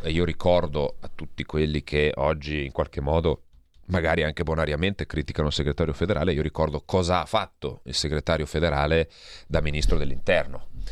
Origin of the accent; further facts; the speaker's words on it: Verbano-Cusio-Ossola, Piedmont, Italy; vengo da una piccola provincia, eh, del Piemonte, vengo dal Verbano Cusio Ossola